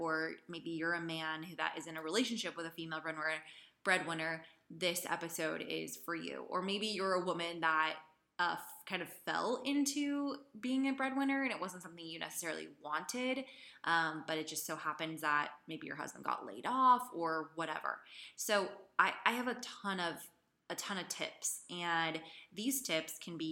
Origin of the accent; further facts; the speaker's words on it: Idaho, United States; also born or lived in San Francisco, California; I'm from the United States, Idaho. I grew up in Idaho. I was born in San Francisco